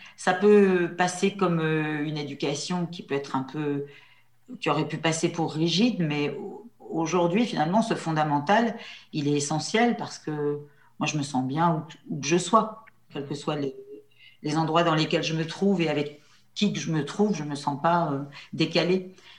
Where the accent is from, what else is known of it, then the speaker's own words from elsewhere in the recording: La Châtre, Centre-Val de Loire, France; Mon père était, euh, mon père était commerçant à la Châtre